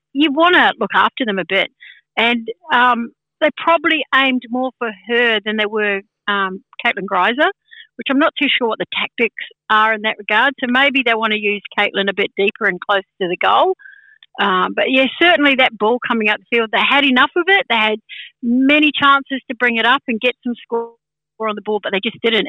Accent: Sydney, New South Wales, Australia; I'm from Sydney

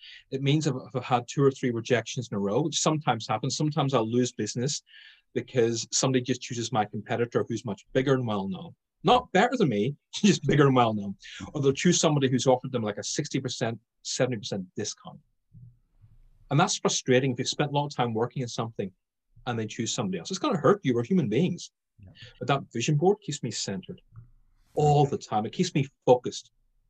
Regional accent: Ireland; Being Irish, I was going to say alcohol

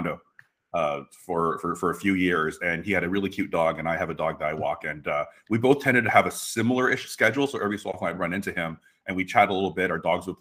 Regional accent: Mississauga, Ontario, Canada; We grew up in Mississauga

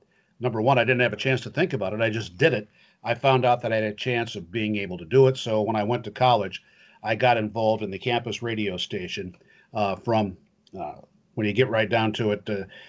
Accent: West Central Illinois, United States; I grew up in West Central Illinois.

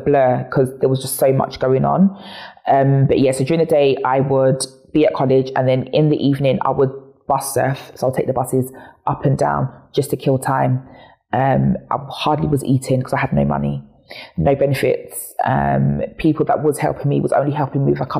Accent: Chingford, London, United Kingdom; I'm born and raised in Chingford

